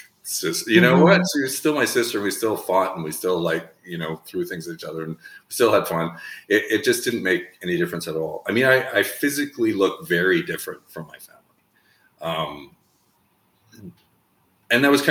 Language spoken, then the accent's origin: English; southern Saskatchewan, Canada; I was raised in Saskatchewan in Canada